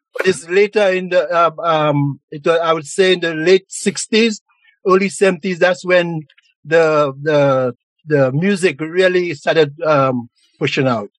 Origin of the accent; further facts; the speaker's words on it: St. Lucia; now in Montreal, Canada; growing up in St. Lucia